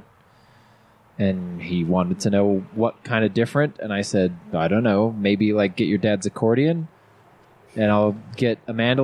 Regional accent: Midway, Utah, United States; we grew up in Midway, not just Wasatch County, but specifically Midway.

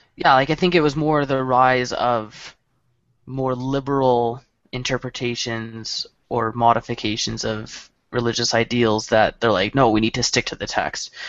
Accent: Canada; we're we're united as a country

